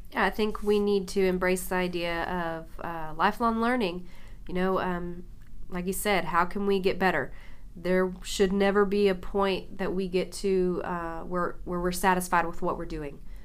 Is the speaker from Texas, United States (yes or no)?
yes; Mesquite, Texas, United States; I grew up here in Mesquite